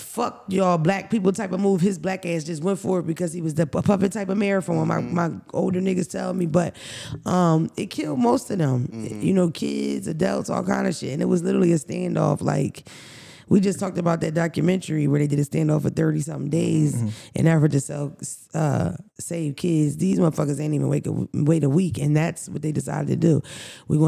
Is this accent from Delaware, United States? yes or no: no; Philadelphia, Pennsylvania, United States; growing up in Philadelphia